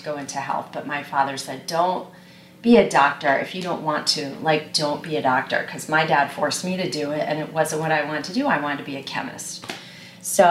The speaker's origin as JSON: {"language": "English", "region": "Connecticut", "country": "United States", "also_born_or_lived": "New York", "moved": "yes", "said": "Originally from Connecticut"}